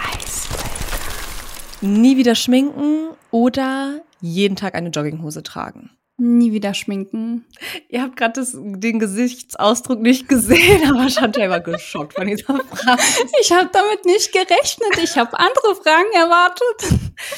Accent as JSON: {"language": "German", "country": "Turkey", "said": "ich bin ja Türkin"}